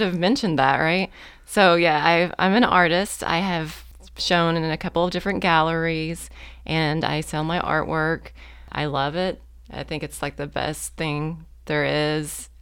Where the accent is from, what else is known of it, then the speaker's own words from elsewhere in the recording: Oklahoma, United States; moved away as an adult; also born or lived in Muldrow, Oklahoma; now in Fort Smith, United States; I'm actually from Oklahoma